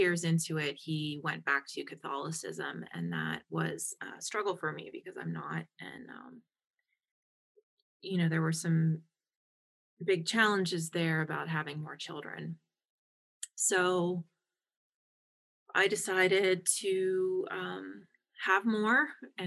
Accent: Pittsburgh, Pennsylvania, United States; moved away as an adult; also born or lived in Madison; I'm from Pittsburgh.

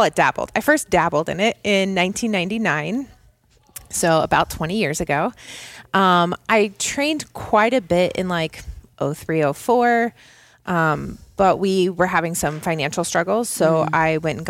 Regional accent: Indianapolis, Indiana, United States; I'm from Indianapolis, born and raised. I'm a Hoosier through and through.

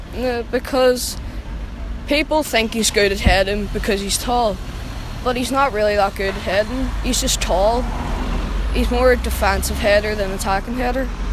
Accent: Lurgan, Northern Ireland, United Kingdom; I'm from Lurgan in County Armagh.

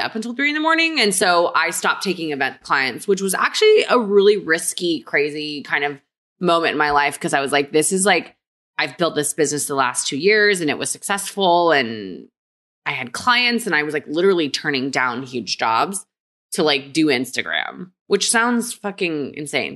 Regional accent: San Antonio, Texas, United States; also born or lived in Korea; I was born in Korea and then moved to Texas when I was four.

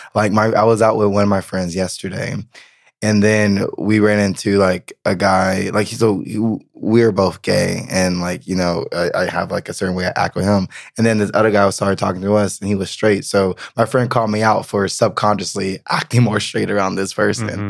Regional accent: the South, United States; moved away as an adult; now in Berlin, Germany; I'm from the South.

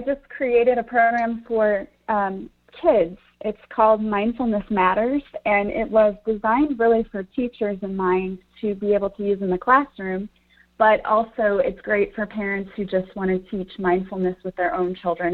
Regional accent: Collinsville, Illinois, United States; I grew up in Collinsville.

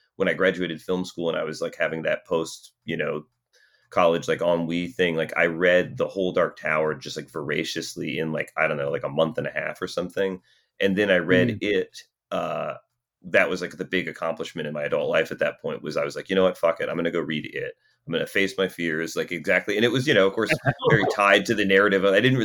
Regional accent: Atlanta, Georgia, United States; we grew up in South Atlanta

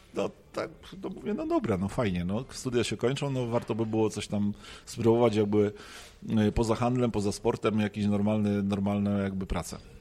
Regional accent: Poznań, Greater Poland, Poland; jestem poznaniakiem

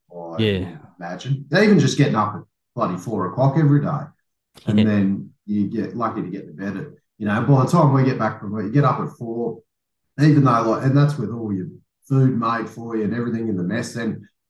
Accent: Inverell, New South Wales, Australia; moved away as an adult; also born or lived in Sydney; now in Perth, Australia; Inverell, mate

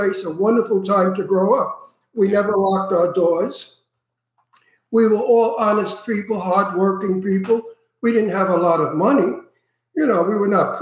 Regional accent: New York City, New York, United States; moved away; also born or lived in Astoria, Queens; I'm from Brooklyn originally, but we moved to Astoria because Red Hook, where we lived in Brooklyn, got rough

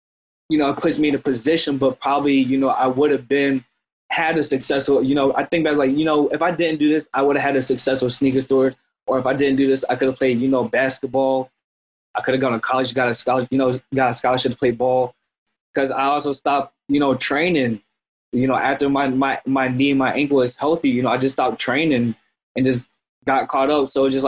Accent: Florence, United States; also born or lived in St. Joseph, Missouri; You know, I was born in Missouri, St. Joseph, Missouri, moved to Florence, which, you know, technically, quote, is kind of where I'm at, is like the hood a lot.

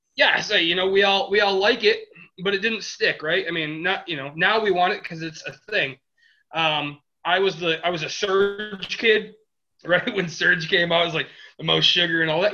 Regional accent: Detroit, Michigan, United States; we're from the Midwest. That's kind of what our mindset is. I mean, we are we are Detroit area

